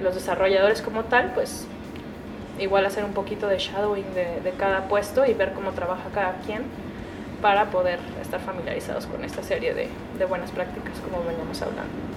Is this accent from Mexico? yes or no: yes; Guadalajara, Jalisco, Mexico; Yo soy de Guadalajara, 100% tapatía, tierra del mariachi y el tequila, orgullosamente